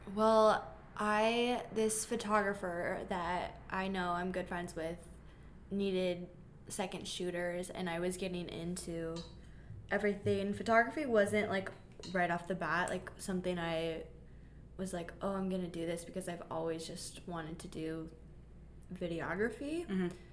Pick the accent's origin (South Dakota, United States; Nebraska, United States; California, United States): Nebraska, United States; Omaha; I'm from Omaha, Nebraska